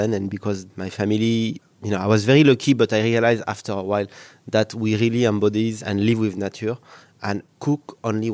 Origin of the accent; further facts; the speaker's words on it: Cantal, Auvergne-Rhône-Alpes, France; English is a second language; moved away as an adult; now in Singapore; my hometown of Cantal in Auvergne